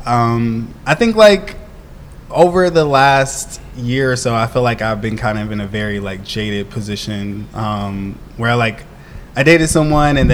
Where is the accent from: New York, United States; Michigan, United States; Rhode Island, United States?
Michigan, United States; moved away; I'm from Michigan. So my family is in Michigan